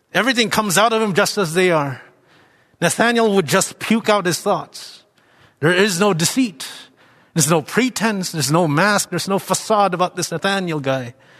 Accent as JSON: {"language": "English", "country": "Philippines", "tie": "born or raised there", "also_born_or_lived": "Toronto", "moved": "as an adult", "said": "growing up in the Philippines, ident-, I identified as Christian"}